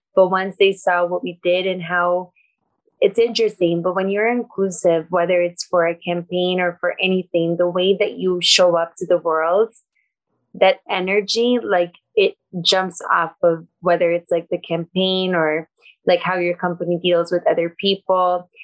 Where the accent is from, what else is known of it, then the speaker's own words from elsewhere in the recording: Brazil; moved away; I was brought up in Brazil